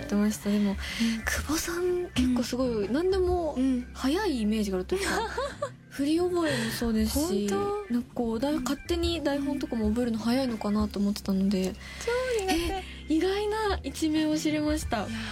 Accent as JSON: {"language": "Japanese", "region": "Tohoku", "country": "Japan", "tie": "born or raised there", "said": "地元の東北"}